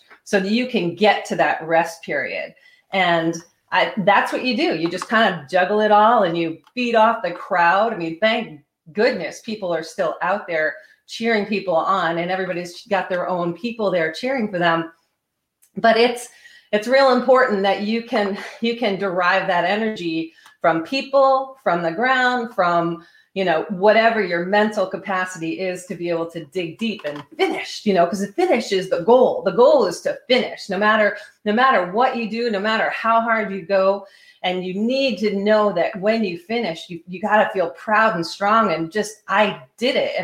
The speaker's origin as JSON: {"language": "English", "region": "Vermont", "country": "United States", "tie": "born or raised there", "said": "because I grew up in Vermont"}